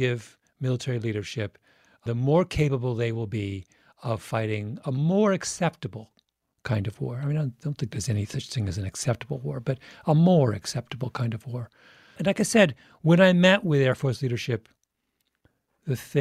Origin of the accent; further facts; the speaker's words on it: England, United Kingdom; I'm English. I was born in England.